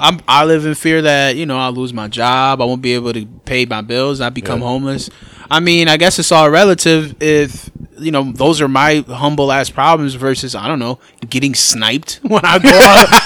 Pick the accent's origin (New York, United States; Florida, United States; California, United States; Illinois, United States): New York, United States; I'm from New York